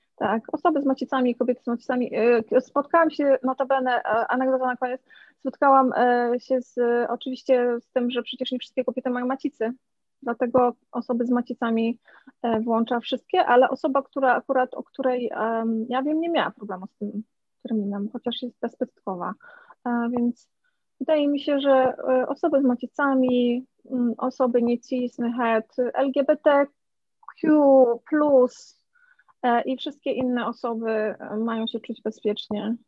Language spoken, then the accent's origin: Polish; Poland; urodziłam się w Polsce